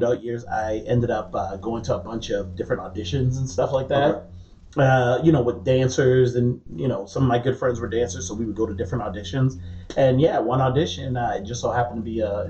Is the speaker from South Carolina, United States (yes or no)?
yes; Charleston, South Carolina, United States; also born or lived in James Island, South Carolina / Goose Creek, South Carolina; I was born in like the West Ashley. I grew up in the Johns James Island area. Spent a little bit of time in Wamala when I was a kid